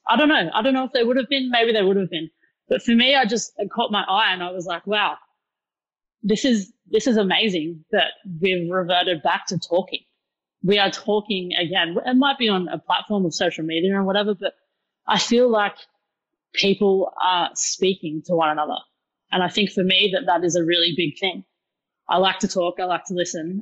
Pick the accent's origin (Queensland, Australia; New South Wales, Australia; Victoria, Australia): New South Wales, Australia; Newcastle; moved away as an adult; also born or lived in United Kingdom; now in Sydney, Australia; I'm not uh, native to Sydney, so I'm originally from Newcastle